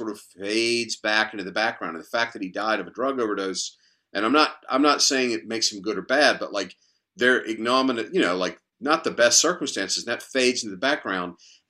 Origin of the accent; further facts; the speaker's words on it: North Carolina, United States; I grew up in North Carolina